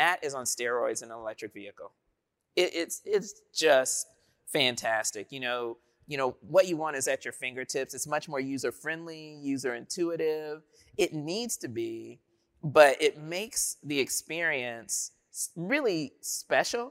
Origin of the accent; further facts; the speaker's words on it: Dayton, Ohio, United States; I'm from Dayton, Ohio